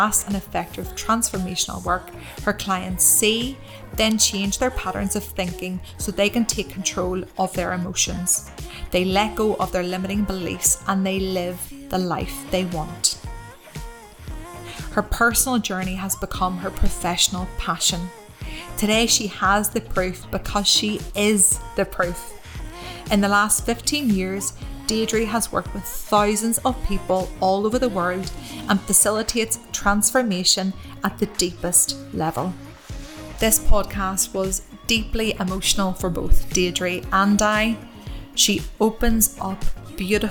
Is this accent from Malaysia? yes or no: no; Ireland; moved away as an adult; also born or lived in Dubai; at home with my mom in Ireland